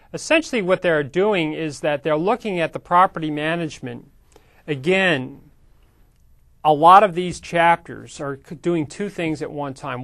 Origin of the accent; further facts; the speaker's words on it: New York, United States; now in Sacramento, United States; I grew up in New York